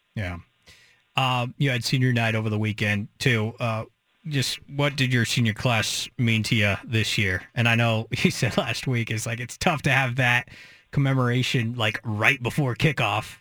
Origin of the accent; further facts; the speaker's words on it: McMinnville, Oregon, United States; I'm from McMinnville